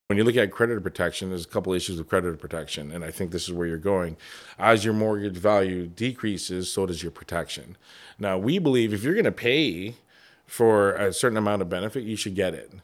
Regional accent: Toronto, Ontario, Canada; moved away as an adult; now in Windsor, Canada; I'm Chinese Jamaican. I grew up in Toronto

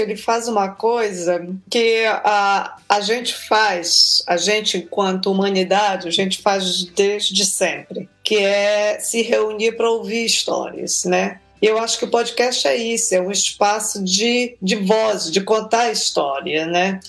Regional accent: Belém, Pará, Brazil; Eu, eu, eu nasci em Belém do Pará

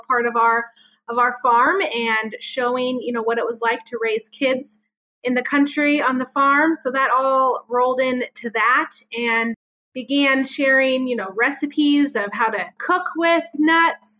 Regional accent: Chico, California, United States; moved away as an adult; now in Kern County, United States; I grew up in Northern California in Chico

